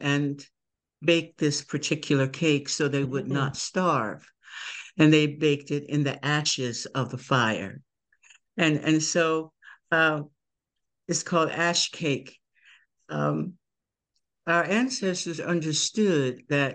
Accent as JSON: {"language": "English", "town": "Emporia", "region": "Virginia", "country": "United States", "moved": "yes", "lives_now": "Delaware, United States", "said": "I'm from Emporia, Virginia"}